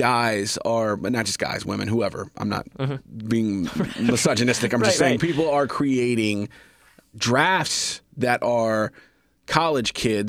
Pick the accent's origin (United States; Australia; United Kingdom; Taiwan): United States; Kansas City; I'm from Kansas City.